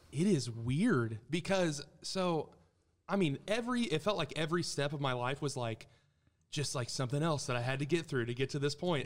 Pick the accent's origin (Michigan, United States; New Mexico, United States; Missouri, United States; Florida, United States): Missouri, United States; Springfield; born and raised in Springfield, Missouri